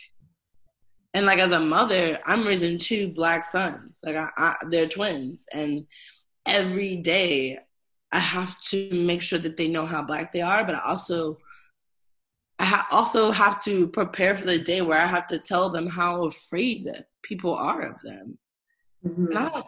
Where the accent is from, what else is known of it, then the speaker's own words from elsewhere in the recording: North Carolina, United States; also born or lived in New York; I am a New Yorker by default, but I was raised part of my life in North Carolina, literally 20 minutes from the South Carolina border.